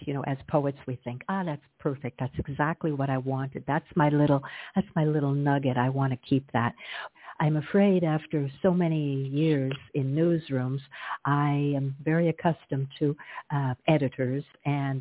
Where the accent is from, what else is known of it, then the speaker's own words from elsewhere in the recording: Glastonbury, Connecticut, United States; also born or lived in Hartford, Connecticut / Toronto, Canada / Ottawa, Canada; now in Sint Maarten; I'm a New Englander born, and I grew up in Glastonbury, Connecticut